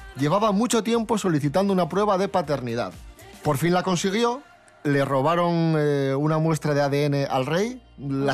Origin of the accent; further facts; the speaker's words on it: Asturias, Spain; la gente de mi tierra. Música asturiana